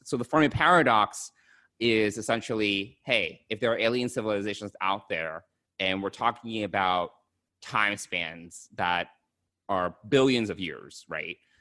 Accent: United States; I'm an American born Chinese

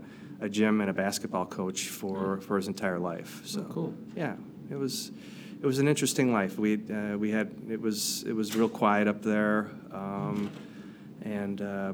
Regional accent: Marquette, Michigan, United States; moved away as an adult; also born or lived in Chicago, Illinois; now in Chicago area, United States; I grew up in northern Michigan, up in the Upper Peninsula, up in Marquette, on Lake Superior

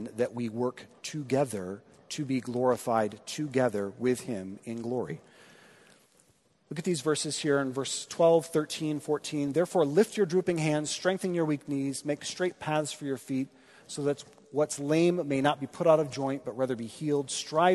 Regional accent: Midwest, United States; being a Midwesterner

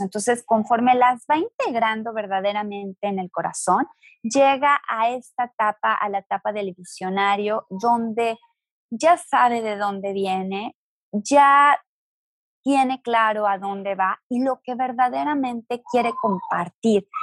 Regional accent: Guadalajara, Jalisco, Mexico; yo nací en una familia sumamente religiosa, soy de Guadalajara

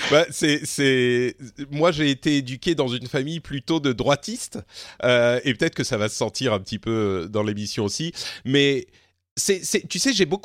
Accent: France; je suis français et extérieur en même temps.

